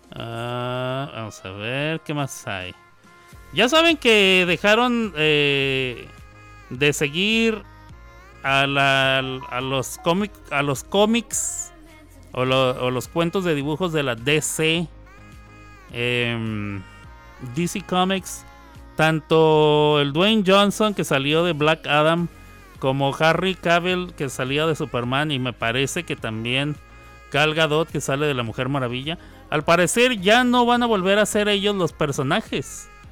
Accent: Mexico; also born or lived in New York, United States; now in Oklahoma, United States

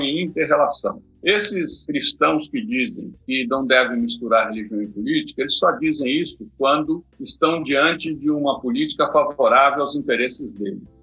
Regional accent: Minas Gerais, Brazil; also born or lived in Vitória; now in São Paulo, Brazil; na minha infância, em Minas

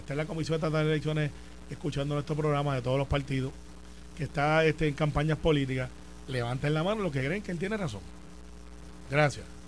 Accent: Puerto Rico; somos boricuas bestiales y orgullosos

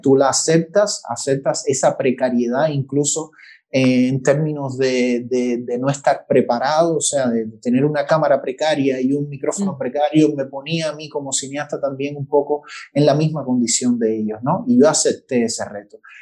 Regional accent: Cuba; como cubano

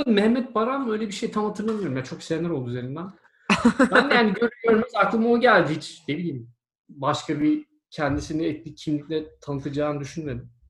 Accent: Turkey; İşte ben de Türk'üm dedim.

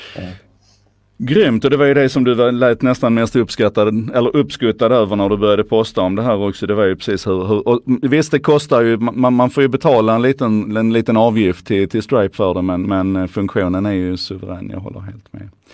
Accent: Skåne, Sweden; för mig som skåning

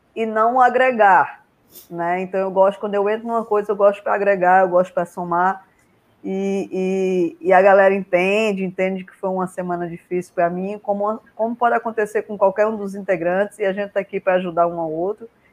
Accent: Paraíba, Brazil; eu sou da Paraíba

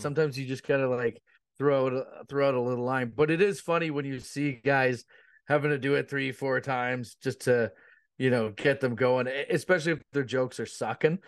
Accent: Ontario, Canada; I'm from Canada, so, like, I live up, uh, north of Toronto

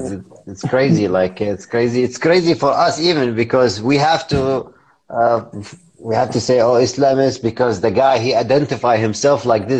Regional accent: Iraq; I'm from Iraq.

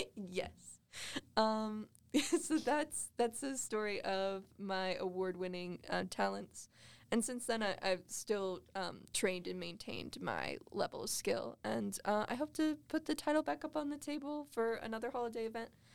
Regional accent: Las Vegas, Nevada, United States; now in Cedar City, United States; I grew up in Vegas

